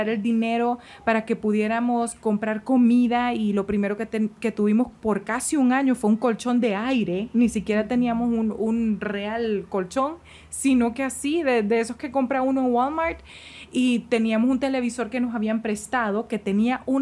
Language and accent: Spanish; Honduras; moved away as an adult; now in Mexico; Y cuando nosotros nos fuimos de Honduras, nos fuimos a vivir a México.